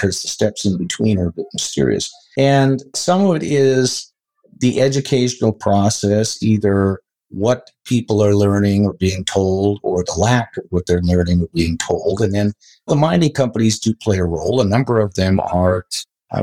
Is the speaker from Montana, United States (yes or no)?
yes; Butte, Montana, United States; also born or lived in Colorado; I was born and raised in Butte, Montana